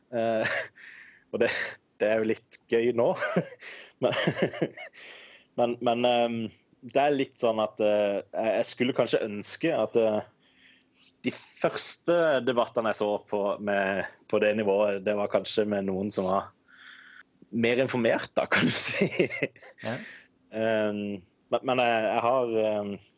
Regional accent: Kristiansand, Agder, Norway; Jeg er 29 år og kommer fra Kristiansand

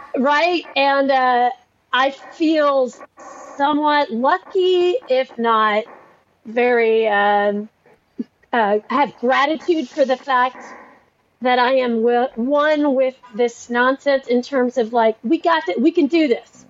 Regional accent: Nashville, Tennessee, United States; I'm from Nashville. He's beloved in my hometown

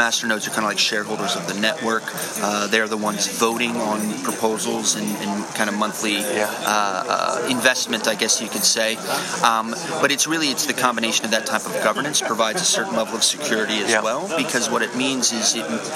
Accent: United States; moved away as an adult; now in Sydney, Australia; I'm an American citizen, I've been based out of Sydney, Australia for the past 14 years

